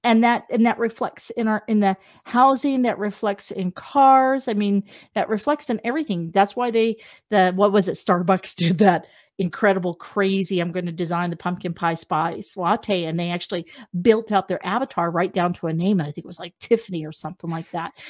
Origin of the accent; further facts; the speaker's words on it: Wichita, Kansas, United States; moved away as an adult; also born or lived in Las Vegas, Nevada; now in Canada; I'm from Wichita